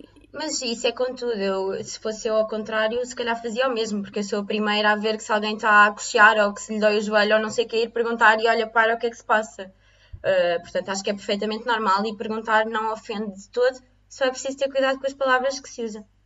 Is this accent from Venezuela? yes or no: no; Lisbon, Portugal; moved away as an adult; also born or lived in Coimbra; Eu sou de, sou de Lisboa